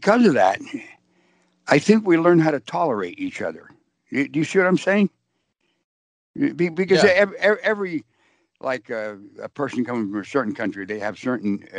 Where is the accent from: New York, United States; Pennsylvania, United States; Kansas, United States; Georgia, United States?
Pennsylvania, United States; Mount Carmel; I was born and raised in Pennsylvania in a little coal mining town called Mount Carmel, Pennsylvania, up in the northeast part of the state